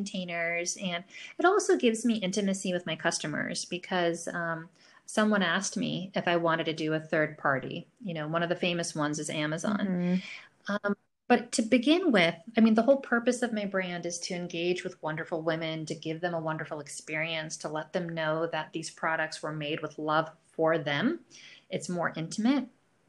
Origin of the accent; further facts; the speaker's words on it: New York, United States; also born or lived in Boston; So I grew up in the north. I grew up in a big city, I grew up in New York. I was most recently in Boston.